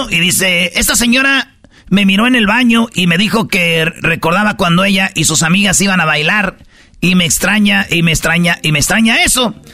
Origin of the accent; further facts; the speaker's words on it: Michoacán, Mexico; No, yo soy de Michoacán.